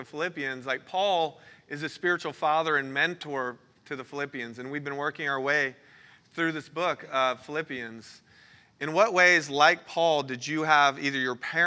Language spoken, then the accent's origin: English; Florida, United States; moved away; I'm originally from Florida